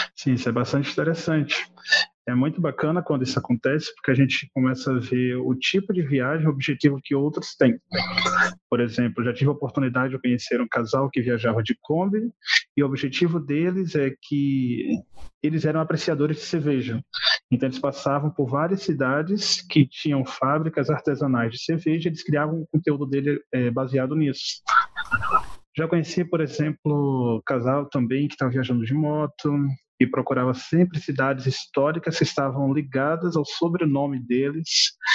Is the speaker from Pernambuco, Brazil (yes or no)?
yes; Olinda, Pernambuco, Brazil; moved away as an adult; also born or lived in Natal, Rio Grande do Norte; Sou de Olinda, Pernambuco, natural, mas com os meus 18, 19 anos eu comecei a trabalhar em Natal, no Rio Grande do Norte